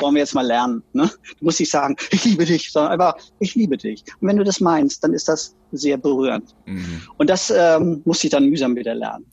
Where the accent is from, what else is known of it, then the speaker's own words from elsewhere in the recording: Oldenburg, Lower Saxony, Germany; moved away as an adult; also born or lived in Berlin / Rostock; ich komme aus unfassbar spießigen Verhältnissen. Vater ist Apotheker. Wir waren fünf Kinder, so ein richtiger 50er Jahre Traumhaushalt mit dem Audi vor der Tür, immer den neuesten Audi. dann Super. später ein Golf Passat und ähm, alles sehr behütet und äh, Bungalow in Oldenburg